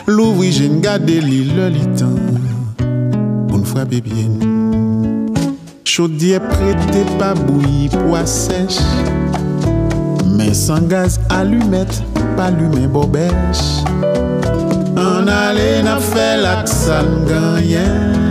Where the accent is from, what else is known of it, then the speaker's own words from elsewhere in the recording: Haiti; moi-même en tant qu'haïtien